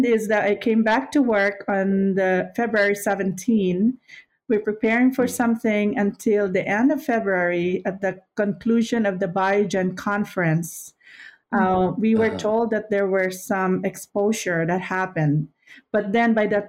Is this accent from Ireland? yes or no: no; Pinamalayan, Mimaropa, Philippines; moved away as an adult; also born or lived in Marinduque, Philippines / Manila, Philippines; now in United States; I was born in Marinduque in the Philippines. It's a small island. But when my mom and dad got married, they moved to Oriental Mindoro.